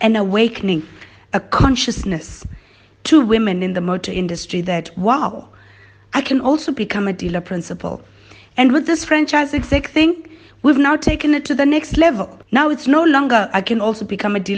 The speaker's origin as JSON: {"language": "English", "town": "Soweto", "region": "Gauteng", "country": "South Africa", "tie": "born or raised there", "said": "I have two younger siblings, Katie and KB, and I grew up in Soweto"}